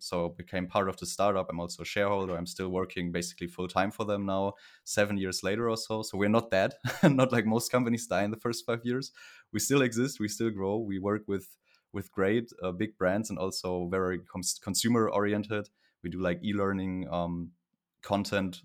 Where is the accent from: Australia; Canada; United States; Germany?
Germany; Cologne area, North Rhine-Westphalia; I'm from Germany in the Cologne area, close to Cologne